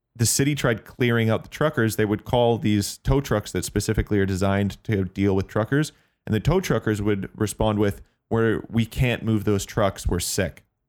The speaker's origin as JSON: {"language": "English", "country": "Canada", "said": "as a Canadian"}